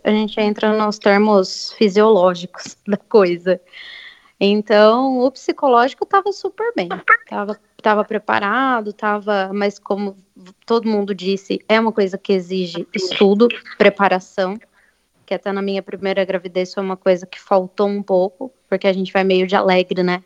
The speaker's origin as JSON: {"language": "Portuguese", "town": "Bariri", "region": "São Paulo", "country": "Brazil", "lives_now": "Avaré, Brazil", "said": "apesar de também ser de Bariri, eu estou morando"}